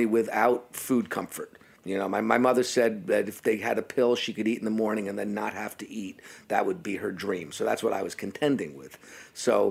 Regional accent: New York, United States; moved away as an adult; also born or lived in Long Island / Tokyo; now in New York City, United States; I'm a loudmouth New Yorker.

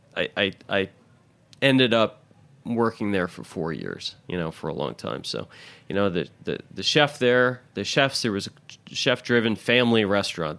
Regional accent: Louisville, Kentucky, United States; also born or lived in Milwaukee, Wisconsin / Indiana; now in New York City, United States; growing up for the better part of my life in Louisville

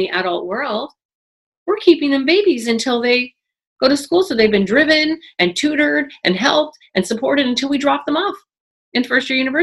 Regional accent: Toronto, Ontario, Canada; I grew up in Toronto at 12

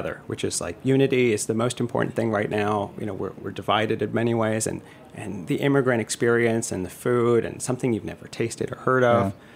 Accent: New York City, New York, United States; also born or lived in Bay Ridge, Brooklyn; being a New Yorker

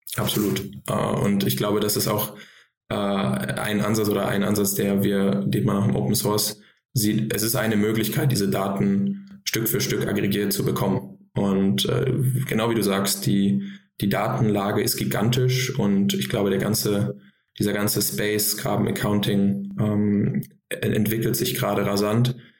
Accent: Frankfurt, Hesse, Germany; moved away as an adult; also born or lived in Boston; now in Berlin, Germany; ich komme ursprünglich aus Frankfurt

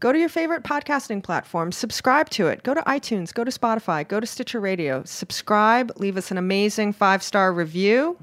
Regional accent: Hawaii, United States; now in New York City, United States; I'm originally from Hawaii, so I like, I like warm apartment

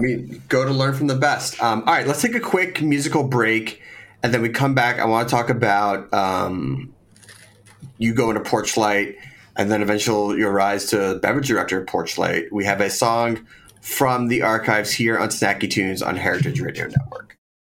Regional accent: Philadelphia, Pennsylvania, United States; I grew up in Philadelphia

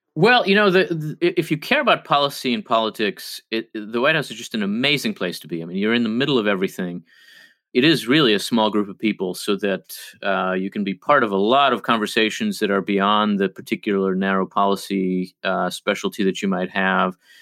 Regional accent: New Jersey, United States; first language Hebrew; English is a second language; also born or lived in Israel / Philadelphia, Pennsylvania; I really grew up in New Jersey

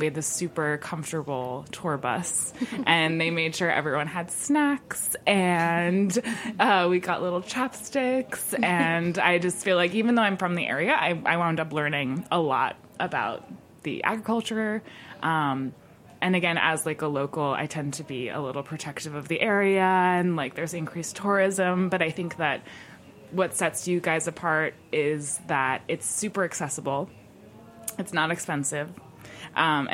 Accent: Hudson Valley, New York, United States; also born or lived in Brooklyn / Dutchess County; I am from the Hudson Valley. I grew up there primarily, and right now I'm lucky enough to be splitting my time between Brooklyn and Dutchess County

